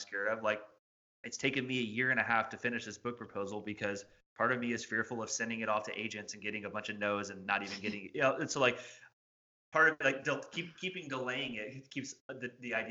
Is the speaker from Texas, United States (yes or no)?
no; Indiana, United States; moved away as an adult; now in Bowling Green, United States; I'm from Indiana, which is where we moved from